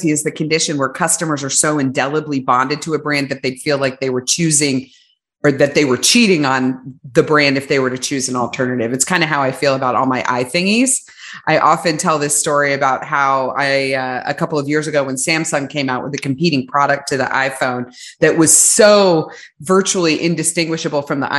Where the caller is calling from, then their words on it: Austin, Texas, United States; I'm on the very edge of the earth at Austin, Texas right now.